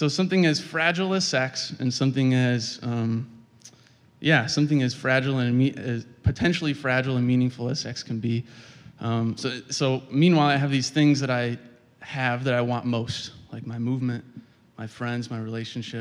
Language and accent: English; Kalamazoo, Michigan, United States; I'm from Kalamazoo, Michigan